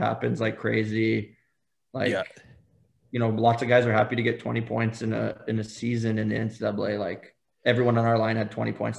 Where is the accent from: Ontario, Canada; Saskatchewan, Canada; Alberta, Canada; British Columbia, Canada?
Saskatchewan, Canada; accent: Saskatchewan; they all thought I was from Ireland because, like, my Saskatchewan accent.